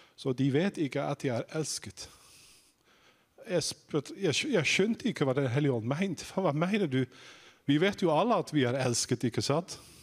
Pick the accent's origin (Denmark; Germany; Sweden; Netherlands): Netherlands; now in Sandnes, Norway; hvis dere lurer på om jeg er fra Island Nei, det er jeg ikke. Jeg er fra Nederland